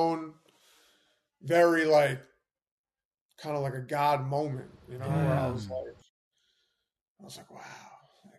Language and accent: English; New York City, New York, United States; I was born in Manhattan